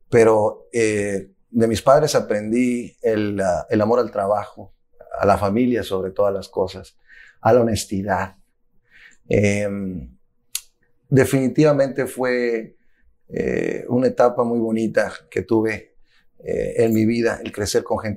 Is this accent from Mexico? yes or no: yes; Zacatecas, Mexico; also born or lived in United States; soy ciudadano del mundo con pasaporte mexicano y americano. Nací en los Estados Unidos durante una gira eh, que mis padres tenían por acá, eh, que hacían anualmente, pero eh, culturalmente soy mexicano.